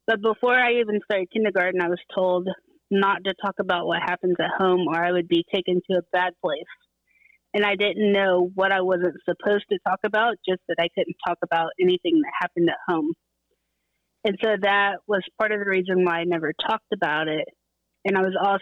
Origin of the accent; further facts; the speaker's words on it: Central Florida, United States; I grew up in Central Florida